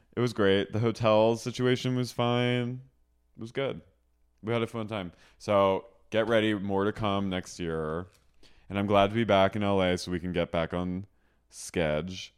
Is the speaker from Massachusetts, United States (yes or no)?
no; Haddonfield, New Jersey, United States; moved away; my hometown, Haddonfield